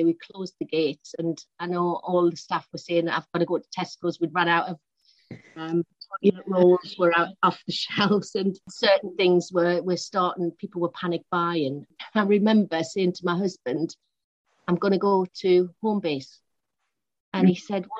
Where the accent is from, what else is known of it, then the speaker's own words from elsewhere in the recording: Newcastle upon Tyne, North East England, United Kingdom; moved away as an adult; now in London, United Kingdom; I'm from Newcastle originally, born in Newcastle, and left for London when I was 20